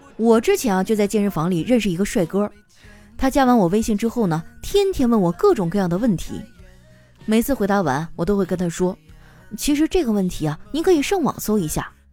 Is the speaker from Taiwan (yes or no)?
no; Northeast China, China; 我们东北人呢，有与众不同的天赋